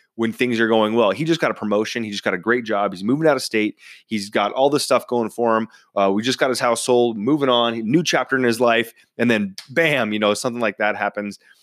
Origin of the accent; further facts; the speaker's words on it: United States; I was born and raised in Washington